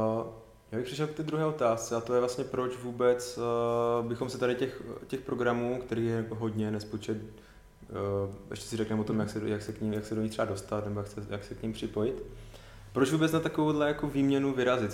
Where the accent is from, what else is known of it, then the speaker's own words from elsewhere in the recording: Karviná region, Moravian-Silesian Region, Czechia; tady u nás na Karvinsku